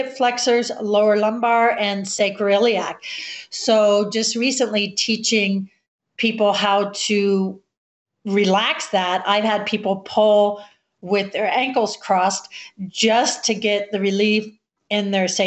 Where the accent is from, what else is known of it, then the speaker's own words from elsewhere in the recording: Florida, United States; moved away; also born or lived in Colorado; growing up in Florida